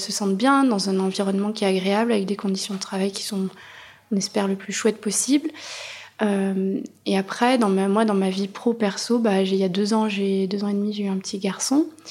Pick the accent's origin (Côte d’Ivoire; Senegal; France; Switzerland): France; Auvergne-Rhône-Alpes; moved away as an adult; now in Bordeaux, France; J'avais fait mes études en Auvergne